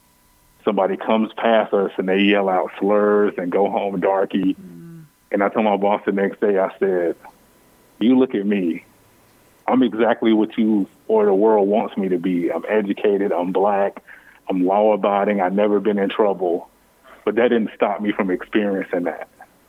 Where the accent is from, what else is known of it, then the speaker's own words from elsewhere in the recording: United States; I'm still a patriot. I'm still an American, but it's really hard to reckon with being in a place that sometimes you never feel the reciprocity of that love.